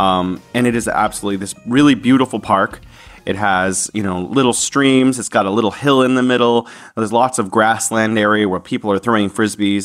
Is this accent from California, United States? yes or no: yes; San Francisco, California, United States; now in Wuhan, China; I am from San Francisco, California, in the United States, although I am now living here in beautiful Wuhan, China